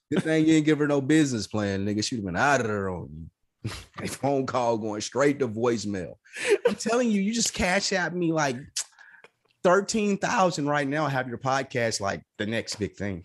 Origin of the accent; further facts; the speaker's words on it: the South, United States; I'm from the South